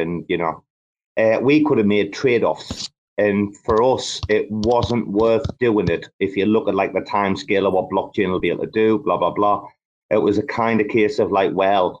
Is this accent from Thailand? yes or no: yes; Bangkok, Thailand; my hometown